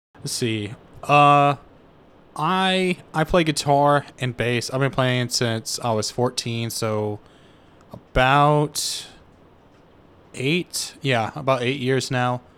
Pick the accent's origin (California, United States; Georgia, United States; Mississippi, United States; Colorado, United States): Mississippi, United States; Tupelo; I grew up in Mississippi